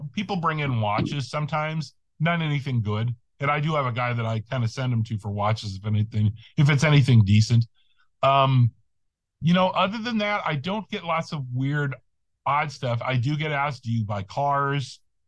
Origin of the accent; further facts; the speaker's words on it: St. Louis, Missouri, United States; moved away; I'm originally from the St. Louis area